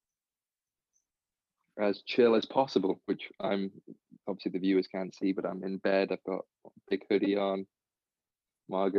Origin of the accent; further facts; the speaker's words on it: England, United Kingdom; moved away as an adult; now in United States; I've grown up, born and raised in England